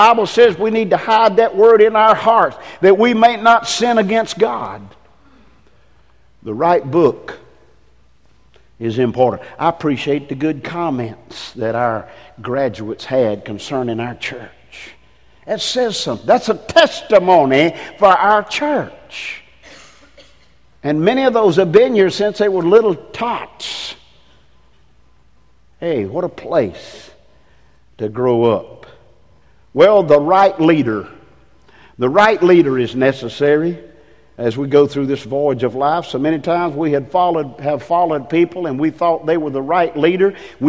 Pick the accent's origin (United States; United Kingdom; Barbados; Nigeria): United Kingdom; England; Man, I mean, I'm English.